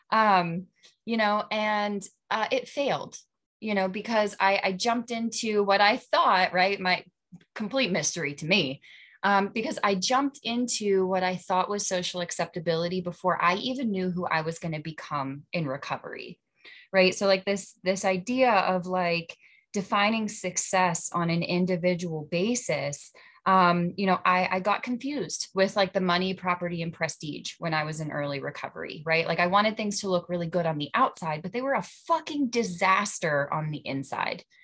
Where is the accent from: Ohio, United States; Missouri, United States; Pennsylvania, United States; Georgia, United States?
Pennsylvania, United States; Central Western; I'm from Central Western PA.